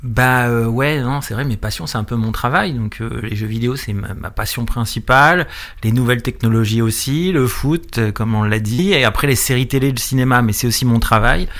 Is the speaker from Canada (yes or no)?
no; Paris region, Île-de-France, France; je suis de région parisienne